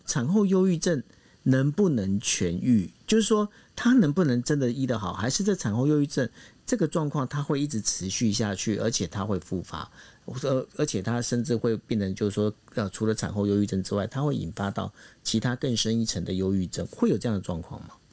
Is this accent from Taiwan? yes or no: yes; Taiwan; 毕竟我们台湾人呢